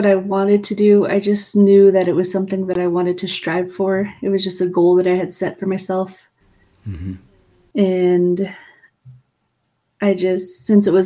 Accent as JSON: {"language": "English", "town": "Farmington", "region": "New Mexico", "country": "United States", "tie": "born or raised there", "also_born_or_lived": "Fort Defiance, Arizona", "said": "I was born in Fort Defiance, Arizona, but my mom's family is from Crystal, New Mexico. My mom raised my younger sister and I in Farmington, New Mexico. So that's where I grew up"}